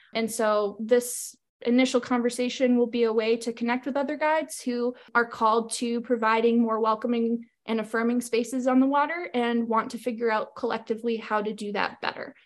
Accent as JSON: {"language": "English", "region": "Maine", "country": "United States", "tie": "born or raised there", "moved": "as an adult", "lives_now": "Missoula, United States", "said": "I grew up in Maine and I'm currently residing in Missoula, Montana."}